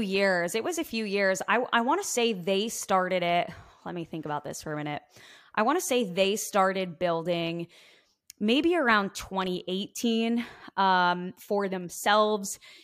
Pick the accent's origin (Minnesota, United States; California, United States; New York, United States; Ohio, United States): New York, United States; Long Island; I am coming from Long Island, New York, born and raised